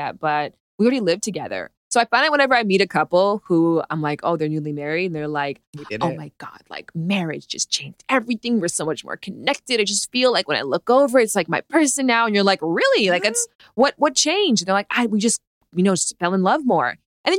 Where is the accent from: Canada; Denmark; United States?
Canada; I'm from Canada